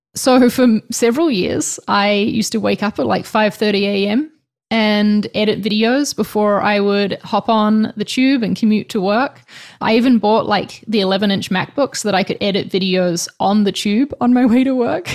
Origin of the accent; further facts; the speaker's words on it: New Zealand; now in Spain; I'm from New Zealand, in case you're wondering about the accent, but right now I'm living in Spain